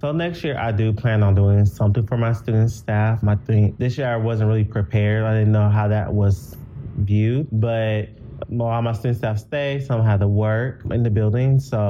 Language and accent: English; Gary, Indiana, United States; born there; So I was born in Gary, Indiana.